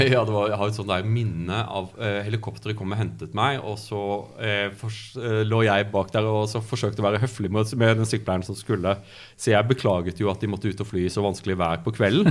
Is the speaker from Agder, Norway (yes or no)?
yes; Byremo, Agder, Norway; also born or lived in Kristiansand / Cambridge, United Kingdom; now in Oslo, Norway; jeg, vokste opp i, i Audnedal, på Byremo